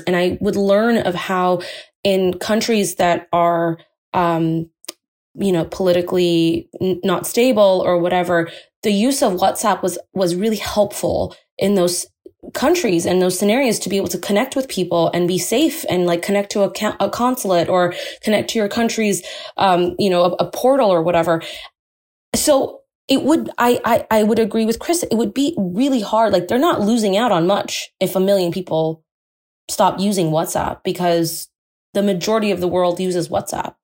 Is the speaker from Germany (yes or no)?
no; India; I'm Indian